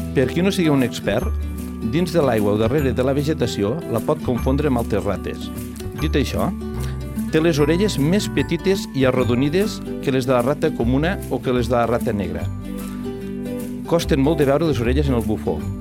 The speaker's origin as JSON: {"language": "Catalan", "town": "Lleida", "region": "Catalonia", "country": "Spain", "said": "com a lleidatans que som"}